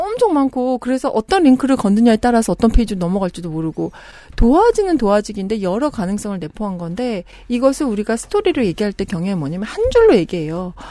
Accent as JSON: {"language": "Korean", "country": "South Korea", "tie": "born or raised there", "also_born_or_lived": "abroad (unspecified) / Jeju", "moved": "yes", "said": "저는 어린 시절을 한국에서 살다가 외국에 살다가 한국으로 들어온 지 좀 됐는데"}